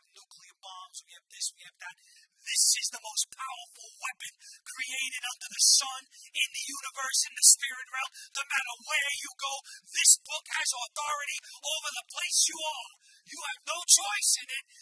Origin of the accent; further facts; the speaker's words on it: New York City, New York, United States; I wasn't always a Christian I grew up in the Bronx.